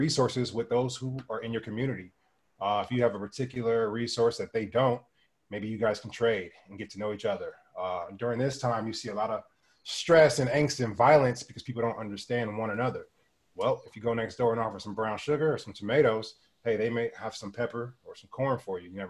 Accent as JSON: {"language": "English", "town": "Los Angeles", "region": "California", "country": "United States", "tie": "born or raised there", "moved": "as an adult", "lives_now": "Maui, United States", "said": "I'm from Los Angeles, California. And I grew up right in the middle of the inner city"}